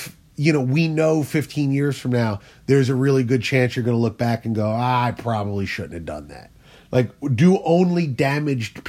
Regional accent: New Jersey, United States; I'm from South Jersey, but we're not that South

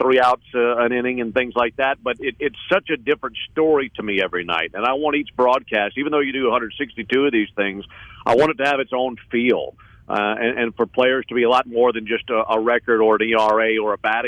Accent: the South, United States; I'm from the South

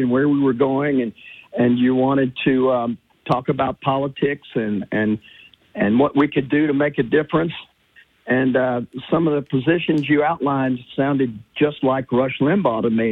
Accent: Louisiana, United States; Louisiana, my home state

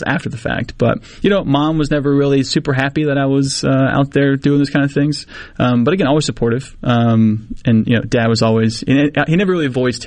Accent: Mississippi, United States; I'm 19 from Mississippi

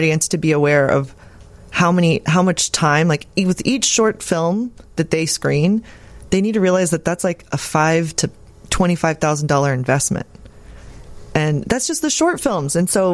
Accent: Austin, Texas, United States; I'm from Austin

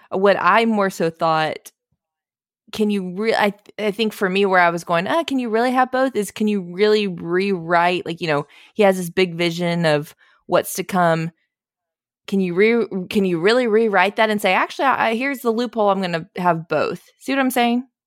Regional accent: the South, United States; accent: southern

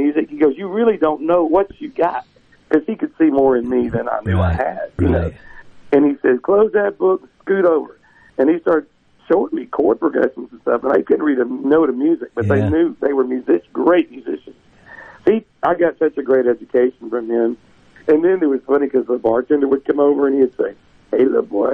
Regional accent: Mississippi Delta, United States; I was from the Delta.

